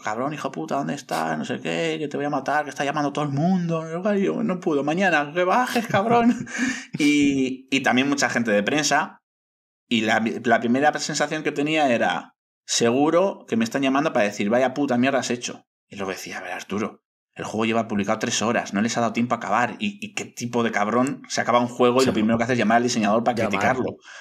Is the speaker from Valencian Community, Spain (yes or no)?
no; Bilbao, Basque Country, Spain; soy muy, soy muy, muy bilbaíno y me gusta fardar de ciudad allá donde voy